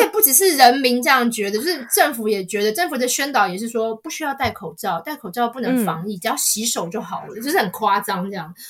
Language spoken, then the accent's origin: Chinese; Taiwan; 那这个一开始我也当然一开始就是有点文化冲击，因为我们小时候在台湾。